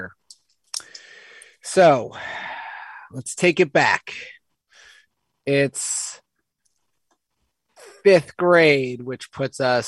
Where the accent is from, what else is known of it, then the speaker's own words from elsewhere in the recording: New Jersey, United States; I moved to South Jersey in fifth grade from North Jersey